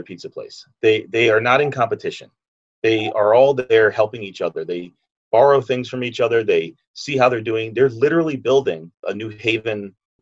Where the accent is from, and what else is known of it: New Haven, Connecticut, United States; born or raised there